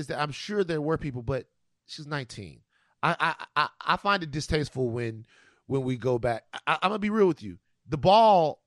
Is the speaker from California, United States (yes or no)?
no; Louisiana, United States; the Mardi Gras situation um, that goes on goes on in my home state